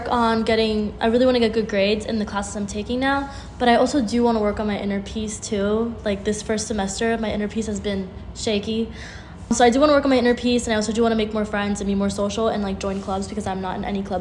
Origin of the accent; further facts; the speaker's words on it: Miami, Florida, United States; Okay, so I'm from Miami and I'm gonna be back there um, for Christmas.